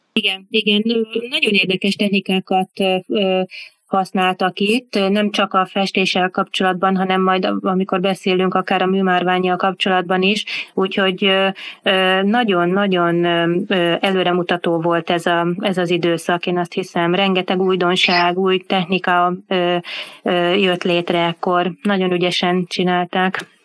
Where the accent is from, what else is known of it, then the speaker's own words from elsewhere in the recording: Hungary; nekünk magyaroknak